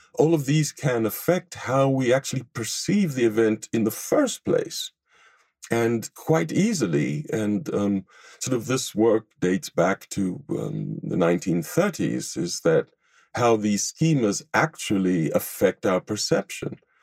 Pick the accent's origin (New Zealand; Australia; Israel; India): Israel; moved away as an adult; now in Los Angeles, United States; I grew up in Israel and I was educated um, Tel Aviv University before coming to the United States